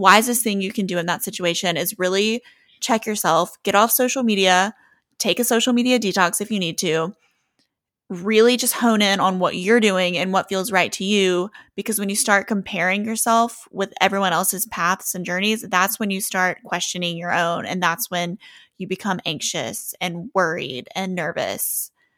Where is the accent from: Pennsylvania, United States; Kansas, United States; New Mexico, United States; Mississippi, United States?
Mississippi, United States; Oxford; We are home for Thanksgiving